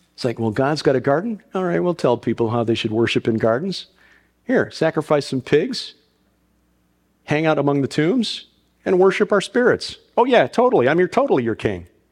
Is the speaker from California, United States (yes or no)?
no; Chicago, Illinois, United States; I'm from Chicago.